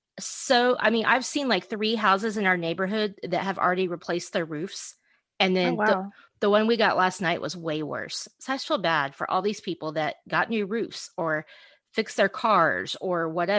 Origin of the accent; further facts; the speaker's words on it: Oklahoma, United States; We grew up in Oklahoma.